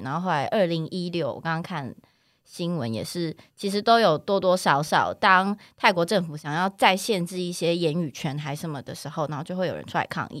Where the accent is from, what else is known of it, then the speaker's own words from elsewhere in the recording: Taichung, Taiwan; 因为我是台中人，然后我小时候上学什么，我妈都是骑那个摩托车载我